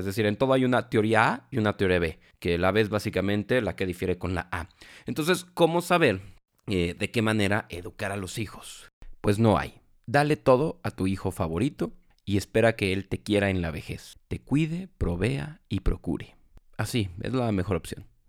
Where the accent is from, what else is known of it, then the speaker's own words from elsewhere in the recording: Mexico; porque nosotros somos mexicanos